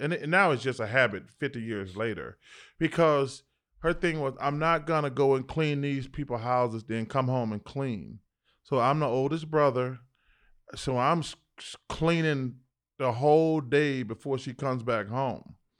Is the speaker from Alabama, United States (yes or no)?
yes; Leeds, Alabama, United States; But I always remember the wide load from Leeds, my hometown, Leeds, Alabama.